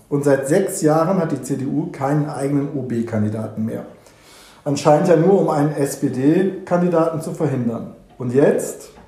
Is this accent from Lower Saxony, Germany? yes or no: no; Cologne, North Rhine-Westphalia, Germany; ich als Kölner in dieser selbstverliebten Stadt, hier ist doch nicht mehr alles Gold, was glänzt, oder?